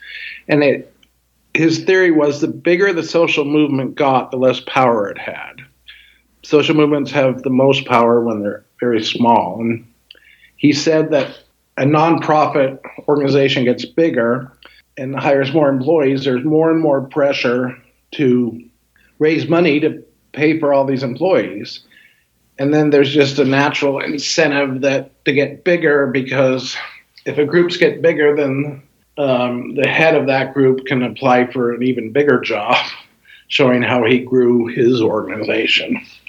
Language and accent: English; Helena, Montana, United States; moved away; also born or lived in Boston; I grew up in Helena, Montana.